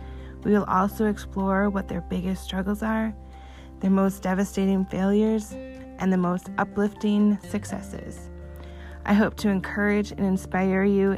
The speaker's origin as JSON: {"language": "English", "region": "Wisconsin", "country": "United States", "said": "I'm from Wisconsin, so that's where I'm calling in from."}